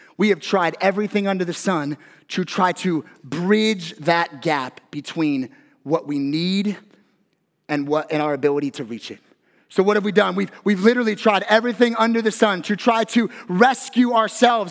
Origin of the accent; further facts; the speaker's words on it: Las Vegas, Nevada, United States; I grew up here in Las Vegas